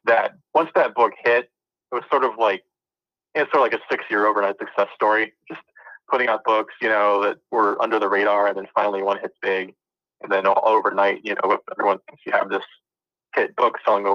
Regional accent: Dayton, Ohio, United States; born there; also born or lived in Florida / Maryland / Cincinnati; I was born originally in Ohio, Dayton, Ohio. I kind of bounced around for a while, living in Florida, living in Maryland, and then ended up back in Ohio and Cincinnati.

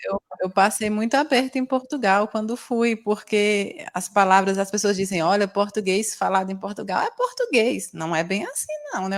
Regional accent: Ceará, Brazil; eu sou cearense

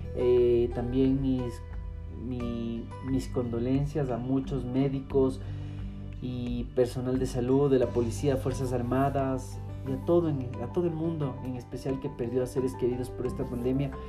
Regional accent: Ecuador; yo como, como ecuatoriano

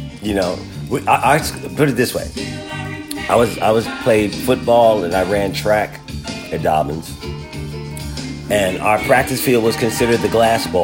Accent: Philadelphia, Pennsylvania, United States; I grew up in Philadelphia, Pennsylvania, and I went to Reynolds Elementary School.

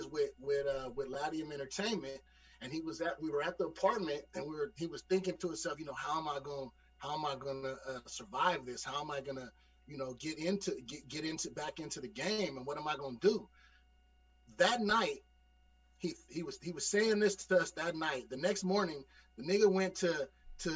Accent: Bay Area, California, United States; we're all from the Bay Area.

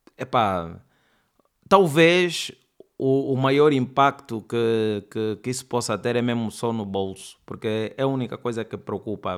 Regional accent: Luanda, Luanda Province, Angola; accent: Angolan; eu cresci no bairro, no Sambizanga, todos os meus vizinhos falam assim, meus tios

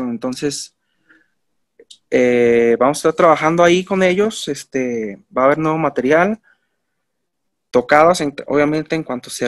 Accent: Mexico; pues como mexicano se puede decir, pues estamos como influenciados en otras ondas

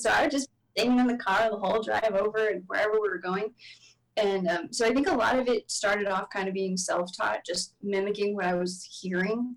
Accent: Texas, United States; growing up in Texas

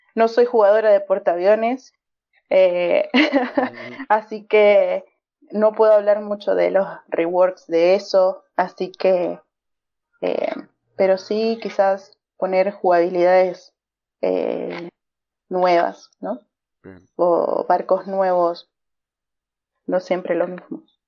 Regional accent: Argentina; Soy de Argentina

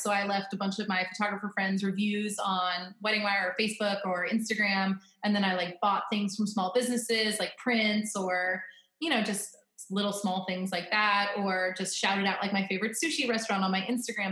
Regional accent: Florida, United States; now in Northern Virginia, United States; I'm from Florida, so I'm always depressed in the wintertime when I'm living in Northern Virginia because this is where my husband's from

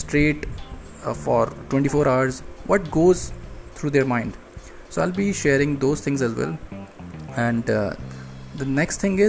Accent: India; I'm from India

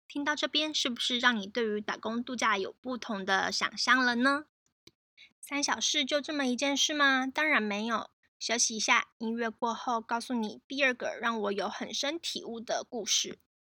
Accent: Taiwan; moved away as an adult; also born or lived in Canada; 因为我是台湾人

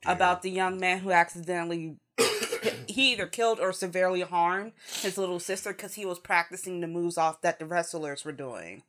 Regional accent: United States; as a American and Westerner in general

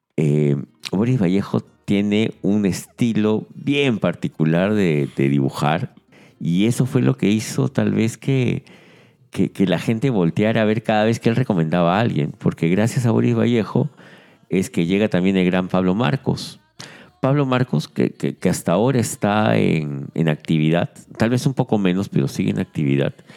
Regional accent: Peru

